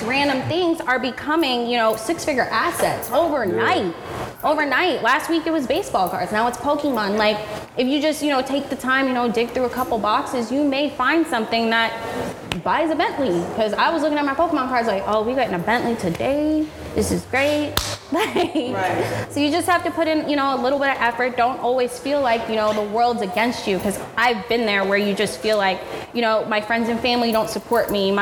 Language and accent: English; Orlando, Florida, United States; now in Miami, United States; I live in Miami, but I'm from Orlando